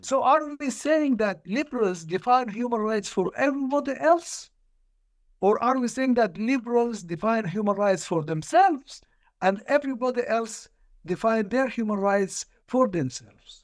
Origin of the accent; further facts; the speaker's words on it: Sudan; I'm from Sudan. I was born in nineteen forty-six